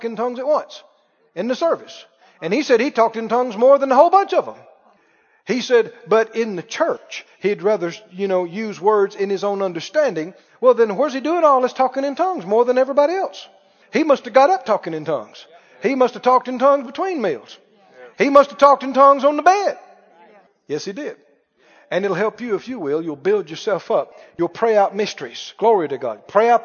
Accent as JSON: {"language": "English", "region": "the South", "country": "United States", "tie": "born or raised there", "said": "I grew up in the South"}